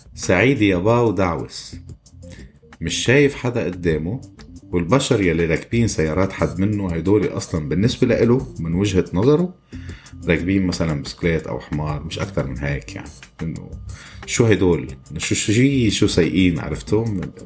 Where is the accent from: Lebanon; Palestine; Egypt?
Lebanon; moved away as an adult; now in Kuwait; حدا مثلي انا ترك لبنان واجا على الكويت